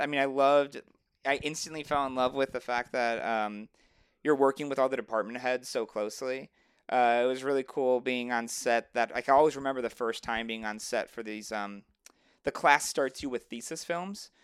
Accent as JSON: {"language": "English", "area": "Chicago suburbs", "region": "Illinois", "country": "United States", "moved": "yes", "said": "I'm from Chicago originally, um, well, the suburbs of Chicago"}